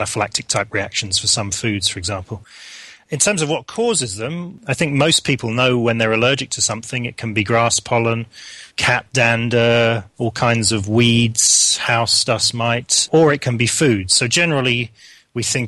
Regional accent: London, United Kingdom; moved away as an adult; now in Hamilton, Canada; I am from southwest London. I grew up in the Wimbledon area, went to school in Wimbledon

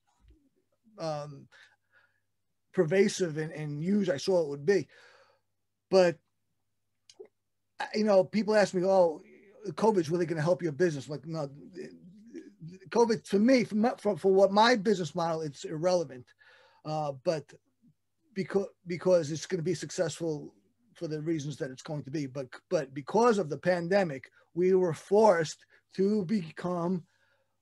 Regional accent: New York City, New York, United States; I'm still in Brooklyn, born and raised and returned here

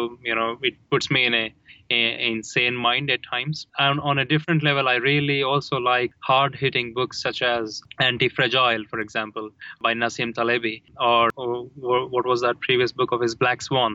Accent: India; I grew up in India, we read a lot of abstract philosophy in Hinduism

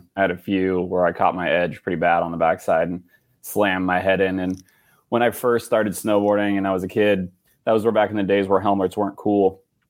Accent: Sacramento, California, United States; But I grew up in Sacramento, so I wasn't far from Tahoe.

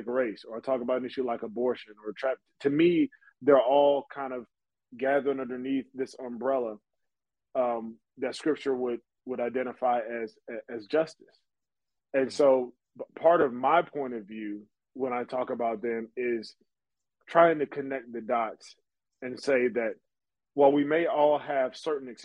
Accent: United States; because I'm American.

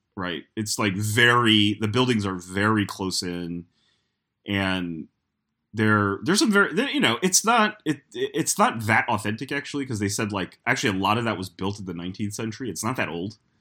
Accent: New York, United States; as a New Yorker

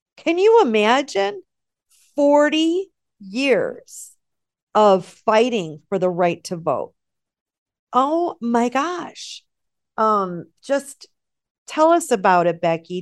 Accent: United States; as American women

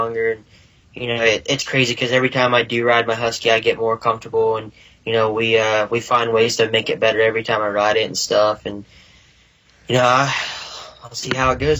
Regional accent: West Virginia, United States; where are you from? I'm like, oh, West Virginia

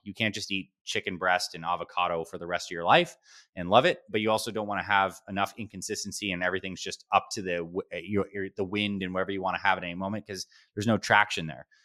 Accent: Syracuse, New York, United States; now in Scottsdale, United States; I was born in upstate New York, Syracuse, New York

